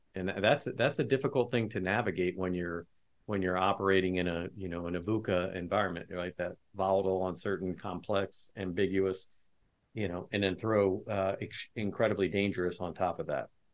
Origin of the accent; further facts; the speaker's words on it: West Lafayette, Indiana, United States; I grew up in West Lafayette, which is where Purdue University is